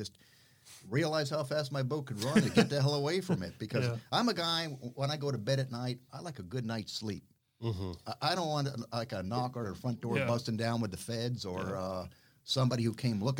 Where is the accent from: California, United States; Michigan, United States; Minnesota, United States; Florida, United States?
Florida, United States; South; also born or lived in Bahamas; growing up in South Florida and all the Bahamas